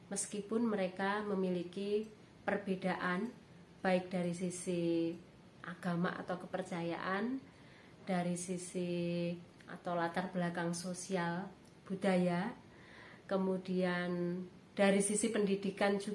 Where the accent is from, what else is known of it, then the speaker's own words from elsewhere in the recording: Surakarta, Central Java, Indonesia; Saya berasal dari Kota Budaya, Solo atau Surakarta, dan juga tinggal